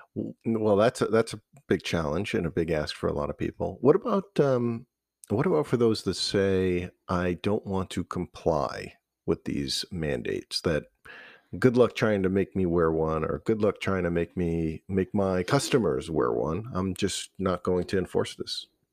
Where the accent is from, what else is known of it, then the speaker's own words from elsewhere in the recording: Cumberland, Rhode Island, United States; also born or lived in East Providence, Rhode Island / North Smithfield, Rhode Island; I grew up in Cumberland.